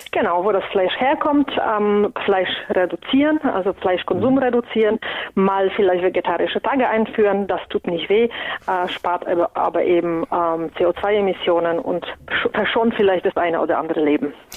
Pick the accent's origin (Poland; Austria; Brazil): Poland; moved away; Ich komme ja ursprünglich aus Polen und wir essen traditionell sehr viel Graupen